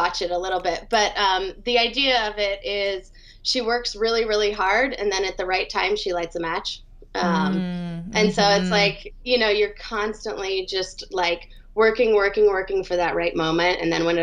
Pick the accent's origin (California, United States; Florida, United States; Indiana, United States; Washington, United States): Washington, United States; Seattle; now in Atlanta, United States; I grew up in Seattle, Washington.